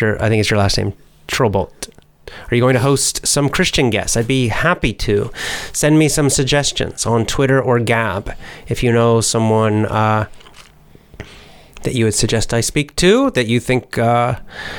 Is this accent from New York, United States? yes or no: no; Georgia, United States; I'm from the United States of America. I'm American, specifically from the state of Georgia